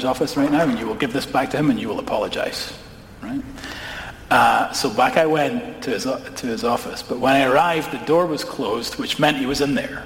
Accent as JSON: {"language": "English", "town": "Edinburgh", "region": "Scotland", "country": "United Kingdom", "tie": "born or raised there", "said": "I grew up in Edinburgh, which is a city"}